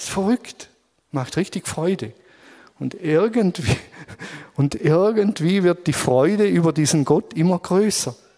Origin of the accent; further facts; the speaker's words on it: Germany; als Deutsche